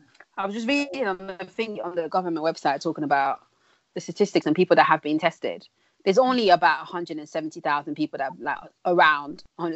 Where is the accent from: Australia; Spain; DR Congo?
DR Congo; born there; when I was younger, this is like the 90s, because I was born in Congo.